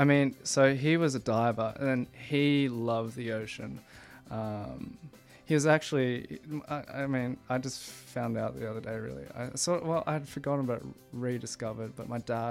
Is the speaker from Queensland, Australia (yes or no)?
yes; Sunshine Coast, Queensland, Australia; moved away; I grew up in Sunshine Coast.